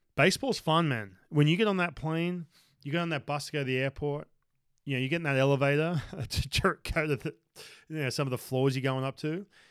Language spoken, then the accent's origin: English; Newcastle, New South Wales, Australia; moved away; my hometown uh, up in Newcastle